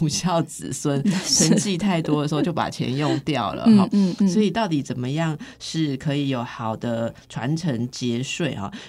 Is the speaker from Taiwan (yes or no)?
yes; Taiwan; 我其实台湾人我觉得有这个习惯，就是工作跟存钱存。